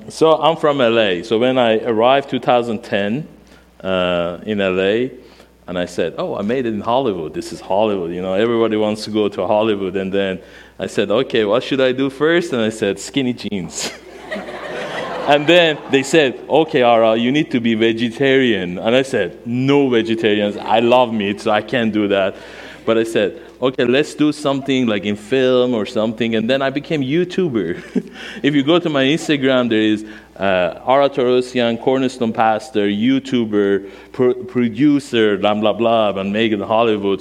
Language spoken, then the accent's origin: English; Iran; first language Armenian; English is a second language; moved away as an adult; now in United States; my mother language is Armenian. Um, i born and raised in Iran, um, 1979, 42 years old.